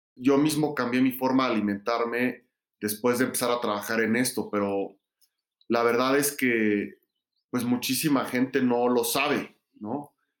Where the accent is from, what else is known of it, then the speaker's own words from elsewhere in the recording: Mexico City, Mexico; yo crecí en la Ciudad de México